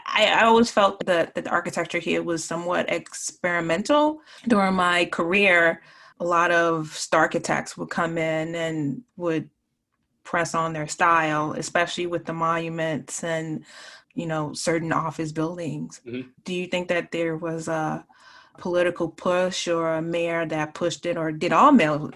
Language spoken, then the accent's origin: English; Tallahassee, Florida, United States; Oh, I grew up in Tallahassee, and I felt that no kid should live like that.